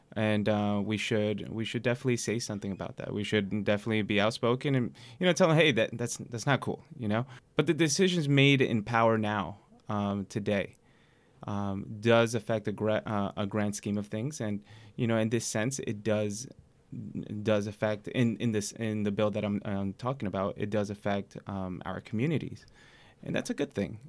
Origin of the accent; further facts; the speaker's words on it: New York City, New York, United States; I grew up in Queens